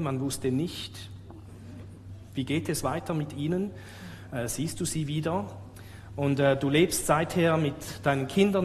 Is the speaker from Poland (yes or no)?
no; Switzerland; ich vielleicht gar nicht wirklich Schweizer bin